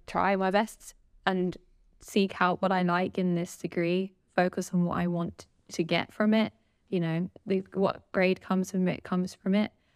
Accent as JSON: {"language": "English", "region": "London", "country": "United Kingdom", "tie": "born or raised there", "said": "been from, grown up in London my whole life, and obviously I'm still in London."}